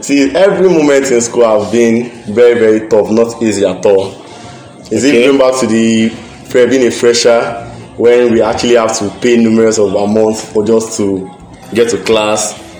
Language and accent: English; Ghana; I'm a Ghanaian.